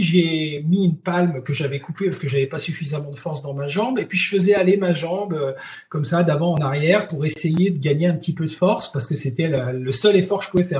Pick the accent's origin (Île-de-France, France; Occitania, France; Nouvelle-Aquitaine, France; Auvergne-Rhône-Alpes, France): Auvergne-Rhône-Alpes, France; Chamonix; je suis de Chamonix